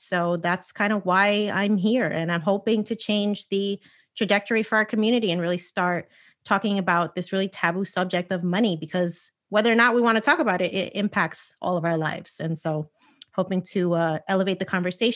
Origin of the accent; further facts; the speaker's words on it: United States; I am Puerto Rican, born and raised in the United States